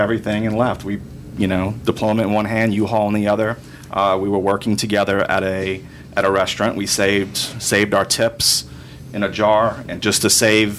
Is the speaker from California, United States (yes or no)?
no; New Orleans, Louisiana, United States; I'm from the West Bank of New Orleans.